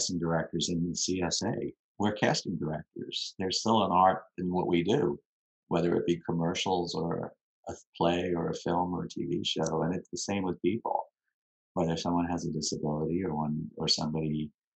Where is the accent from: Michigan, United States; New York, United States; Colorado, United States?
New York, United States; New York City; also born or lived in Long Island, New York / Manhattan, New York; We moved out of Queens when I was 12 to Long Island